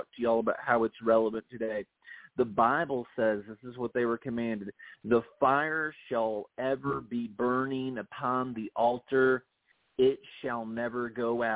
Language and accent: English; Toledo, Ohio, United States; now in Tennessee, United States; I grew up in Toledo, Ohio